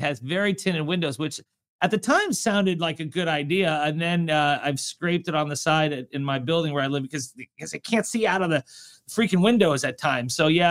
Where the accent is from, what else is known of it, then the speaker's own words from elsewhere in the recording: South Florida, United States; I'm from South Florida. I'm born and raised there.